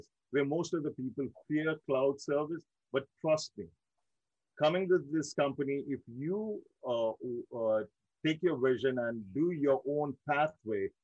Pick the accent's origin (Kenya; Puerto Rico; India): India; Mumbai, Maharashtra; moved away as an adult; also born or lived in Dubai; now in United States; I born and raised in India, in one of my most close to my heart cities, Mumbai, India